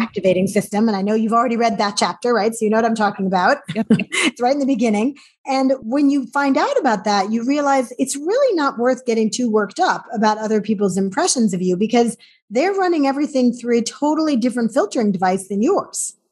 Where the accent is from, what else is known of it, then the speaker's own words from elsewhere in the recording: New York, United States; I grew up in New York